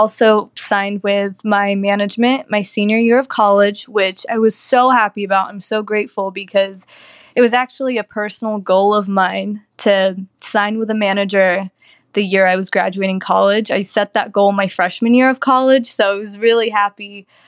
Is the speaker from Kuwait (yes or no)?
yes; Kuwait; also born or lived in Lebanon; I was raised in Kuwait, where I started acting at 6 years old.